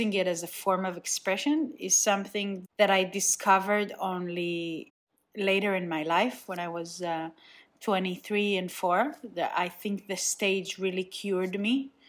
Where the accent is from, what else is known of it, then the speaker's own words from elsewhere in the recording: Nigeria; now in Israel; Second of all, I grew up in Nigeria, but I feel like Israel is like the main part of my identity.